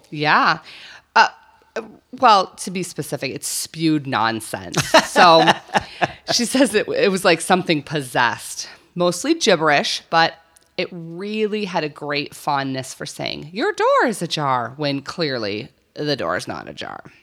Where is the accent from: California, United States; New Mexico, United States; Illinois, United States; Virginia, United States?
New Mexico, United States; I grew up in New Mexico.